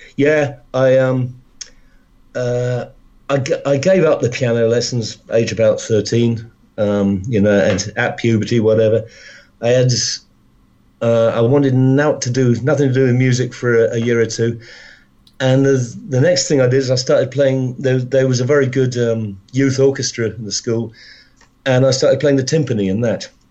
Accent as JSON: {"language": "English", "region": "London", "country": "United Kingdom", "tie": "born or raised there", "also_born_or_lived": "Wales", "said": "I was brought up in London. My, my, my folks, my family are all from Wales, but when I was uh, just when I was born, my dad moved down to London, so I was uh, I was raised in London"}